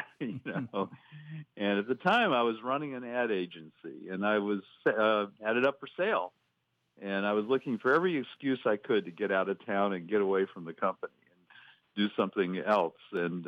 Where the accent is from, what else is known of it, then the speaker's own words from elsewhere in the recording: Tampa, Florida, United States; moved away as an adult; also born or lived in Orlando, Florida; now in Decatur, United States; Well, I live now in Decatur, Georgia, which is, you know, like a part of Atlanta, but grew up in Tampa, Florida, spent many, many years living in the Orlando area